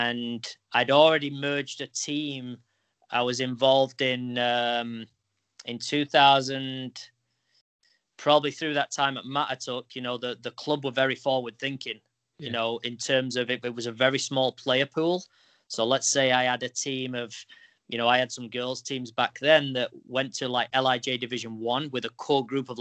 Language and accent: English; England, United Kingdom; now in New York, United States; I grew up in England